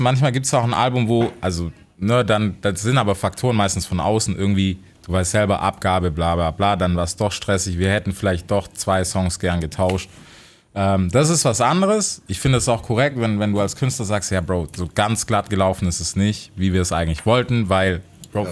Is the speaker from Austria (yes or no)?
no; United States; für mich als Amerikaner